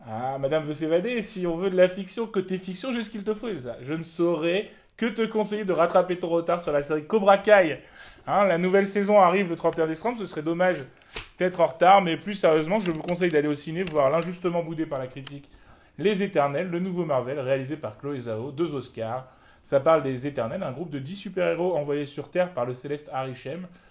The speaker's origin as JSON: {"language": "French", "country": "Morocco", "said": "en tant que Marocain"}